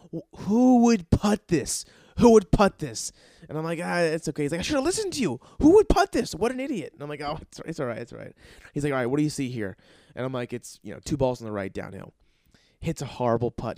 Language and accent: English; New Jersey, United States; I'm from New Jersey